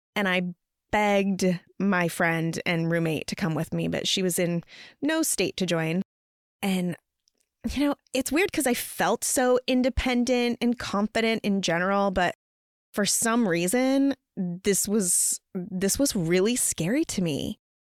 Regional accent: Montana, United States; moved away as an adult; also born or lived in Bremerton, Washington / Seattle, Washington; now in Washington, United States; I'm from a teeny tiny small town in Montana

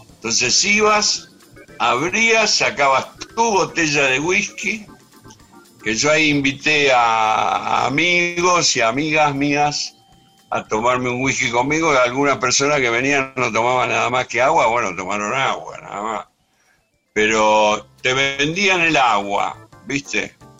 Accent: Ranelagh, Buenos Aires Province, Argentina; Yo soy nacido en Capital, sí. Pero cuando era un niño vine a vivir acá a Ranelagh, o sea que tengo una parte de mi infancia

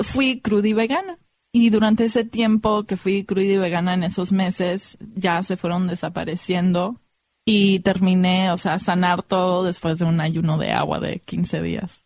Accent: United States; nací en los Estados Unidos, pero mi mamá es mexicana de Sinaloa y mi papá es de Irán

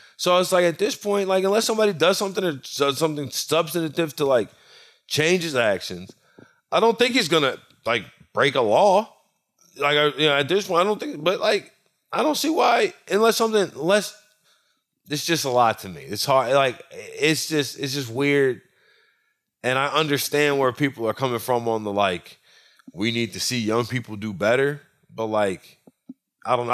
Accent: Louisiana, United States; I'm from Louisiana, and I'm from country Louisiana

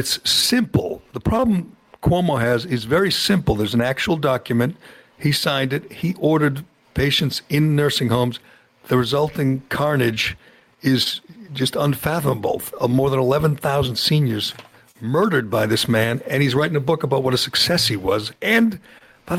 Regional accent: Massachusetts, United States; I'm from Massachusetts, and we vote for Liz Warren

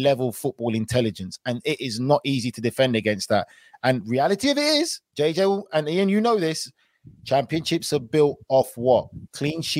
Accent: United Kingdom; I'm British

